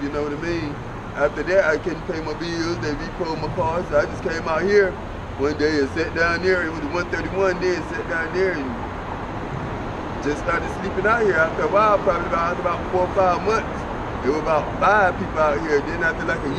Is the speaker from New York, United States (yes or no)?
no; North Carolina, United States; moved away as an adult; now in Texas, United States; I'm from North Carolina